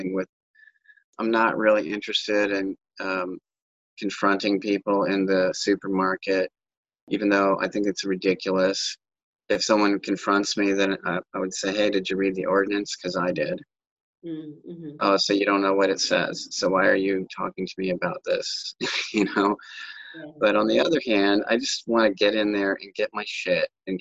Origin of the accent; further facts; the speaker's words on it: United States; being an American